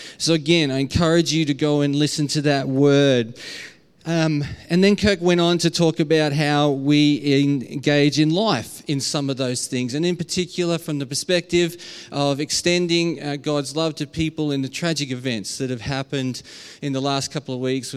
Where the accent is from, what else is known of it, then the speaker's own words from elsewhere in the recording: Australia; accent: Aussie; my very Aussie accent